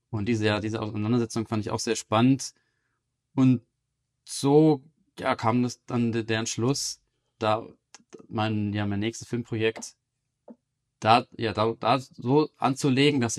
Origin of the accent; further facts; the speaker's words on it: Munich, Bavaria, Germany; born there; also born or lived in Amsterdam / London / Berlin; Ich bin in München geboren, 1986.